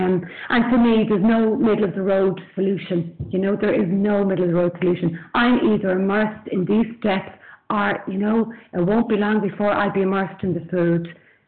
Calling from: Dublin, Leinster, Ireland; I'm calling in from Dublin in Ireland.

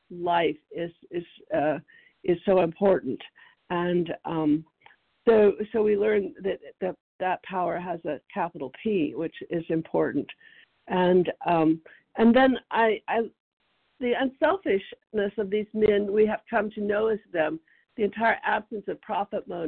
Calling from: Tennessee, United States; Tennessee. I'm in East Tennessee.

